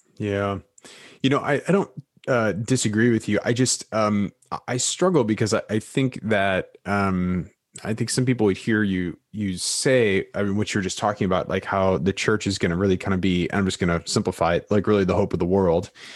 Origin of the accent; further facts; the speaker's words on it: United States; American Evangelicals